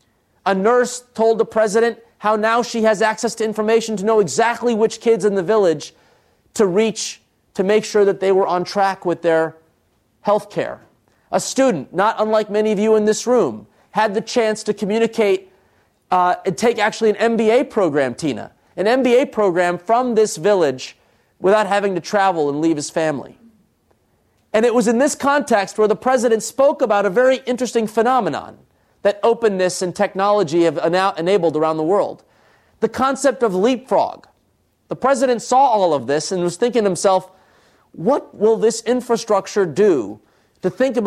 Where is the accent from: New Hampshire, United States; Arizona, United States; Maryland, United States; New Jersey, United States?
New Jersey, United States; Trenton; born there; I, of course, you could tell from my name … my parents come from India. I was born in Trenton, New Jersey.